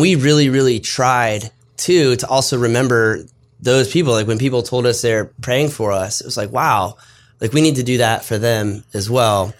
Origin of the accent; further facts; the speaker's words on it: South Florida, United States; moved away; I'm from South Florida